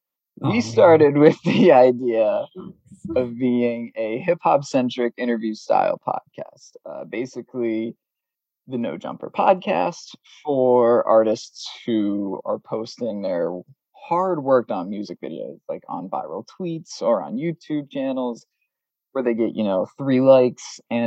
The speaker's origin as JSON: {"language": "English", "region": "Massachusetts", "country": "United States", "tie": "born or raised there", "said": "we know a lot of people who we grew up with here in the Massachusetts area"}